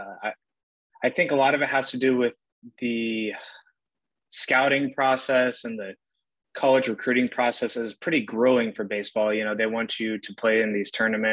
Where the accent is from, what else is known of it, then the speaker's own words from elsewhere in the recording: Brentwood, California, United States; Chose to stay home in my hometown, Brentwood, California